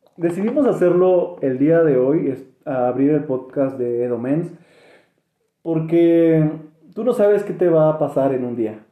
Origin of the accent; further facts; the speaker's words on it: State of Mexico, Mexico; Cuando radicas, radicas en el Estado de México